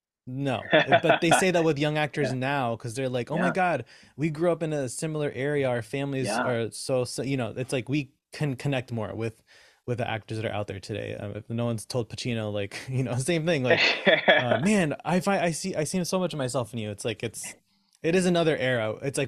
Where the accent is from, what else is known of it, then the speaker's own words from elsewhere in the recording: United States; first language Spanish; English is a second language; I grew up in the States. You know, Spanish is my first language technically, because I didn't know English until I started school at like 3 or 4.